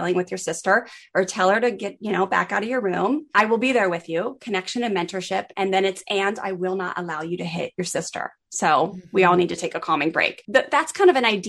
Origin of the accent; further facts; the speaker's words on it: Maryland, United States; I grew up in on the East Coast in Maryland